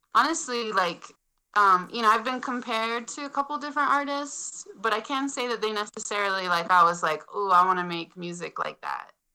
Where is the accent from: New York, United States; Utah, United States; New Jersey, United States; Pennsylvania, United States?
Utah, United States; now in Montana, United States; I was born in Utah